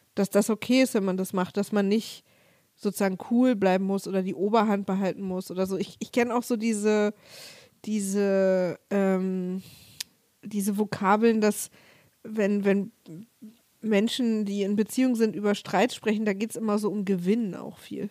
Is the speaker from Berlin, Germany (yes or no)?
yes; Berlin, Germany; also born or lived in Cologne; als Ossi hm. oder als Ostberlinerin oder Ostdeutsche